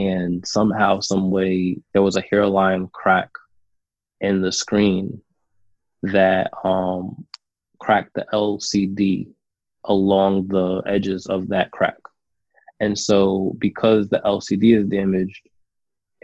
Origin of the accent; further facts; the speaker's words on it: New York, United States; I was growing up in New York.